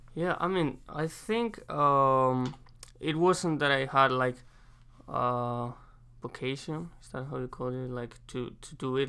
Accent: Madrid, Community of Madrid, Spain; English is a second language; moved away as an adult; now in United States; I'm from Madrid, Spain.

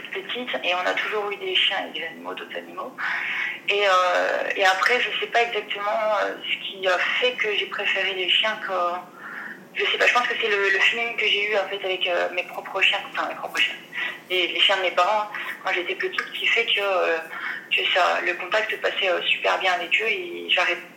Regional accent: Dijon, Bourgogne-Franche-Comté, France; Alors, bah, je viens de Dijon.

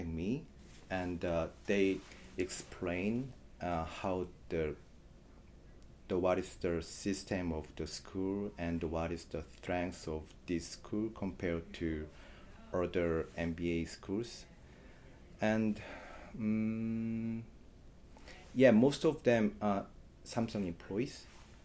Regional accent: South Korea; moved away as an adult; now in United States; from South Korea

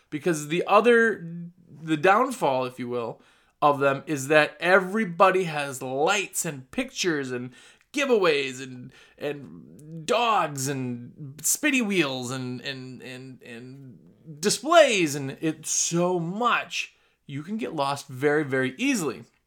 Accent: Midwest, United States; accent: Midwestern; now in North Carolina, United States; That's my Midwestern accent.

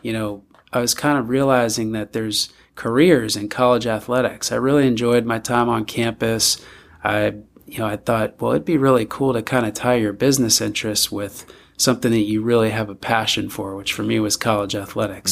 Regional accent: north shore of Long Island, New York, United States; moved away as an adult; also born or lived in Villanova, Pennsylvania / Philadelphia, Pennsylvania; now in Eugene, Oregon, United States; grew up there

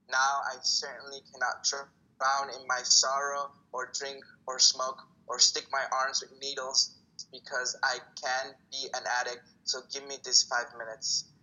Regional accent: Italy; born there; also born or lived in El Salvador; Yes, um, so I was born in Italy. My family moved from El Salvador to Italy. Ah. And uh, I learned Italian.

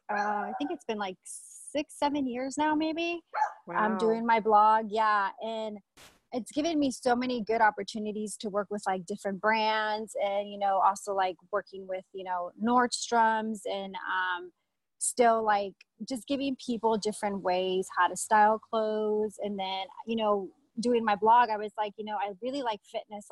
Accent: California, United States; moved away as an adult; also born or lived in Los Angeles; now in Las Vegas, United States; I'm originally from California

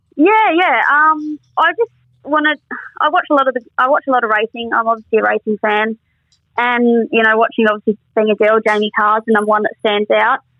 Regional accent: Perth, Western Australia, Australia; moved away; also born or lived in Albany, Western Australia; I was from Perth

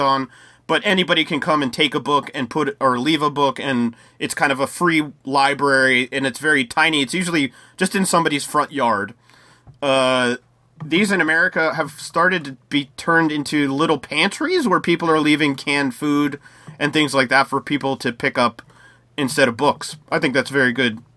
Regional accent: United States; I'm from the United States

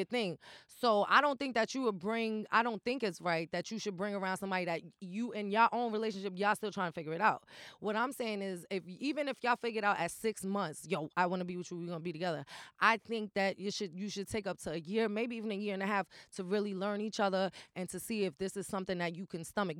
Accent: New York City, New York, United States; also born or lived in Kingsbridge, Bronx; I was raised in the projects or whatever. So Patterson is, like, my home

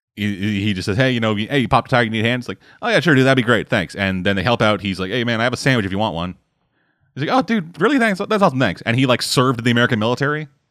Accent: Canada; I'm fucking Canadian

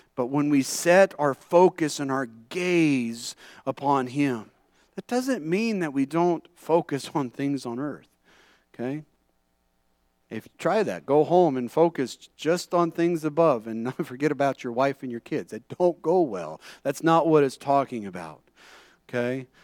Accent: California, United States; moved away; growing up in California

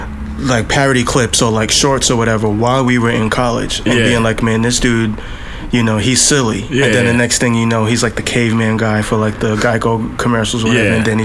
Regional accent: Boston, Massachusetts, United States; also born or lived in Providence; Well, I was born in Providence, and then I lived in Back Bay for like most of the time, like pretty close to Berkeley and to Fenway Park and all of that.

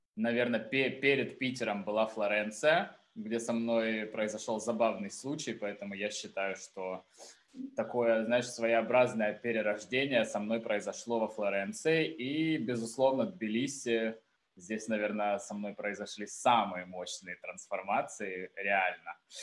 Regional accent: Taganrog, Rostov Oblast, Russia; also born or lived in Moscow / Saint Petersburg / Florence; now in Tbilisi, Georgia; я родился в Таганроге

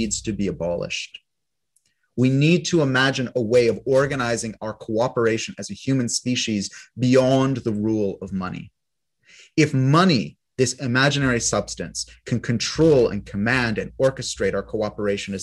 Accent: Canada; Those of us who are born as Canadian citizens

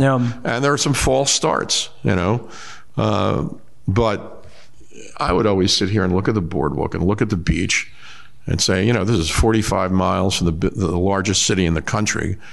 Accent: Lavallette, New Jersey, United States; also born or lived in Asbury Park, New Jersey; I grew up in Lavalette

